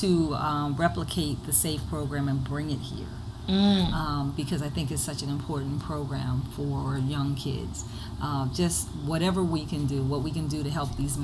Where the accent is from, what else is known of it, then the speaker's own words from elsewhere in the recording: Coatesville, Pennsylvania, United States; moved away as an adult; I ran for magisterial district judge in Coatesville.